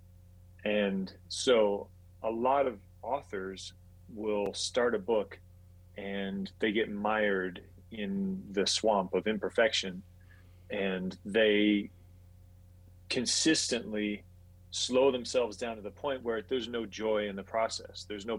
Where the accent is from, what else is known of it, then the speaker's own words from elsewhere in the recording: Saudi Arabia; also born or lived in Puerto Rico; I grew up overseas. So I was born in Puerto Rico, lived in Saudi Arabia for 12 years, and then my family went sailing